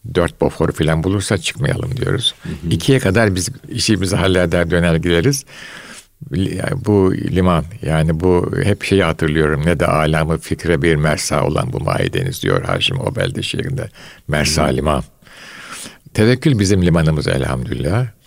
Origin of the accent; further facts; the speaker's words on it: Istanbul, Turkey; Fatih vesaire bu muhitlerde büyüdüm.